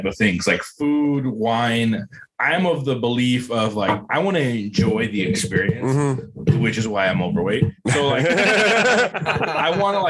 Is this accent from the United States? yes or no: no; Guerrero, Mexico; moved away; I'm from Guerrero, which is like the southernmost part on Mexico.